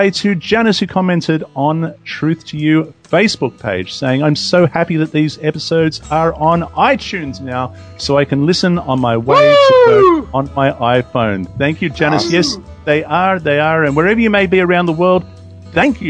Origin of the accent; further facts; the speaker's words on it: Sydney, New South Wales, Australia; my hometown, Sydney.